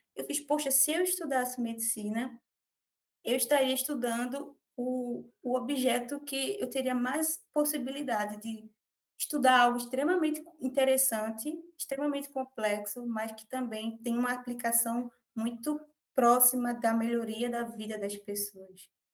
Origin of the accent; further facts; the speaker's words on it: Recife, Pernambuco, Brazil; nasci no Recife, moro aqui na região metropolitana